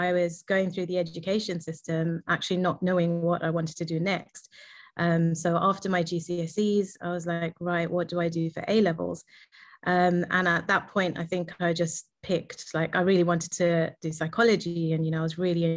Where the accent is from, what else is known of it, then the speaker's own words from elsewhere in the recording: London, United Kingdom; I was born and raised in London